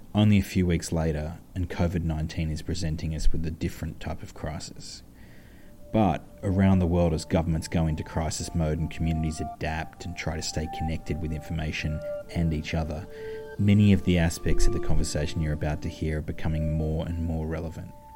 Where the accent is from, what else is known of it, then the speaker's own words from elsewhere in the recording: New South Wales, Australia; moved away as an adult; now in San Francisco, United States; My home state of New South Wales